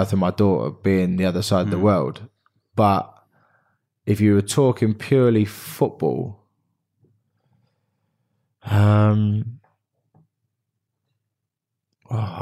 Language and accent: English; Reading, South East England, United Kingdom; also born or lived in Australia; I was a kid from Reading